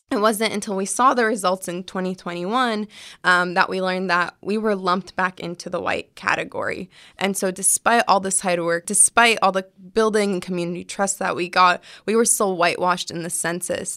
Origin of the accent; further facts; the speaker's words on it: California, United States; my parents are Palestinian immigrants, but I was born here